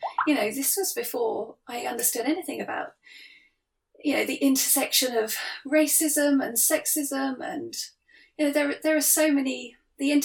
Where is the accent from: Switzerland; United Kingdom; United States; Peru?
United Kingdom; Cornwall, South West England; I grew up in Cornwall